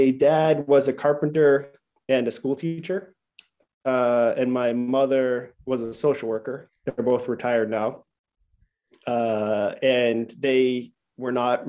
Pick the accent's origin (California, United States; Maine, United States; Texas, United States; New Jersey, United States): Maine, United States; now in Chicago, United States; And so I grew up in Maine